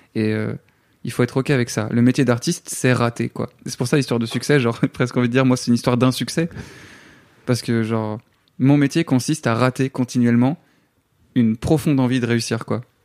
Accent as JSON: {"language": "French", "town": "Namur", "region": "Wallonia", "country": "Belgium", "moved": "as an adult", "lives_now": "Paris, France", "said": "tu quittes tous tes repères en tant que Belge, tu quittes ton pays"}